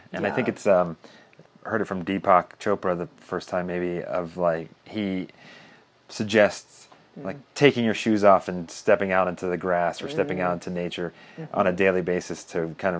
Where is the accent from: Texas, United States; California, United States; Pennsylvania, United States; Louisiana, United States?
Pennsylvania, United States; moved away; also born or lived in Florida; Like, I grew up in Pennsylvania and learned to ski there